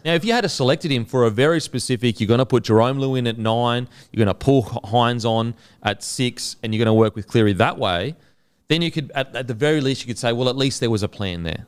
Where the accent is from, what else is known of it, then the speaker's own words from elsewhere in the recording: Queensland, Australia; as a Queenslander